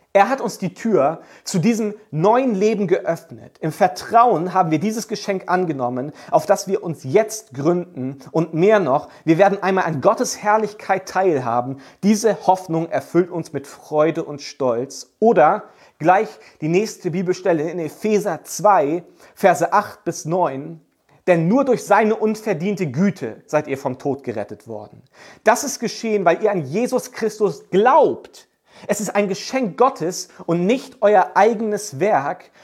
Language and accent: German; Germany; als Deutsche